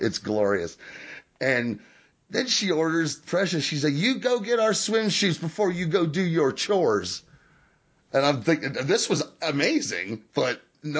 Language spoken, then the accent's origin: English; Kentucky, United States; moved away